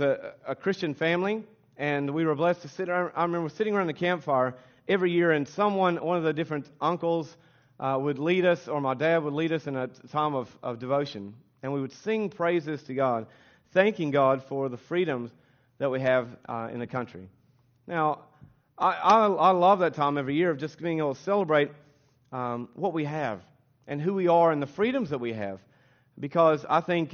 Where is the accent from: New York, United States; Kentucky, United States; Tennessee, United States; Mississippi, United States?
Kentucky, United States; accent: American; moved away as an adult; now in Australia; we're from Kentucky